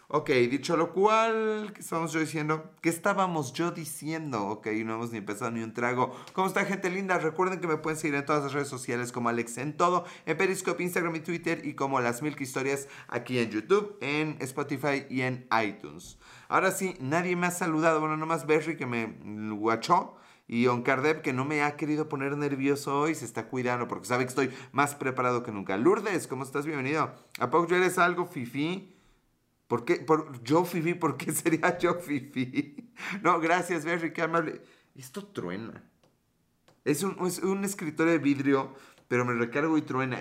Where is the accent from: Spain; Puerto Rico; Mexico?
Mexico; como mexicano